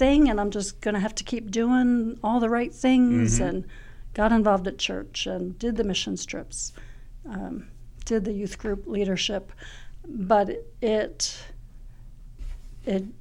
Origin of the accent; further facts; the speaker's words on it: Clarksboro, New Jersey, United States; moved away as an adult; now in Lynchburg, United States; I grew up in Clarksboro, New Jersey.